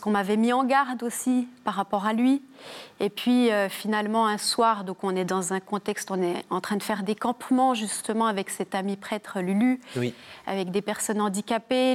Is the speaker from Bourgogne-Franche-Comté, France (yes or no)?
yes; Jura, Bourgogne-Franche-Comté, France; accent: petit accent chantant (Jura); viens du Jura. Et euh, proche de la Suisse, j'ai hérité de, du petit accent chantant